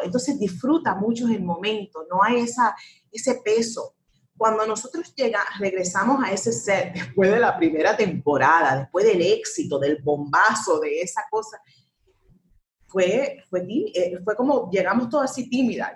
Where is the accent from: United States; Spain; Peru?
United States; un país, mi país, donde yo nací, donde que yo quiero